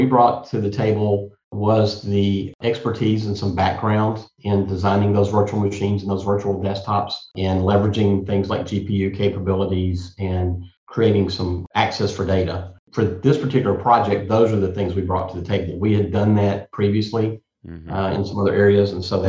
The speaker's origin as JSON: {"language": "English", "region": "Maine", "country": "United States", "tie": "born there", "said": "Personally, I was born in Loring Air Force Base in Maine."}